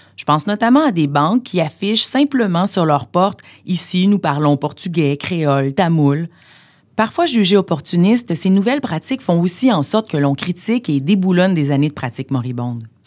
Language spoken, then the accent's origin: French; Montreal, Quebec, Canada; je suis née à Montréal